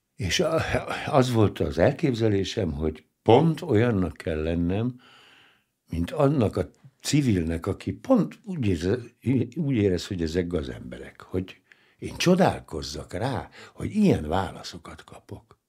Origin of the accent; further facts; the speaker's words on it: Hungary; Nem véletlenül szü- születtem ebben az életemben magyarnak. Hát hmm. ide születtem, ez a hazám, és ezt a nyelvet kell beszélnem